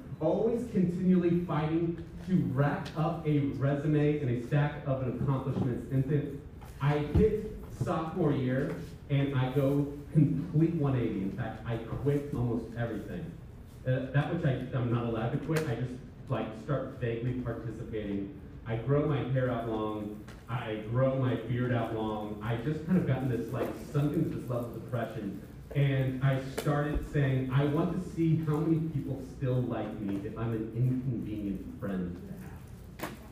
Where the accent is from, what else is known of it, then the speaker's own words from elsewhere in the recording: West Nebraska, United States; I'm from West Nebraska. Most people have never met one of us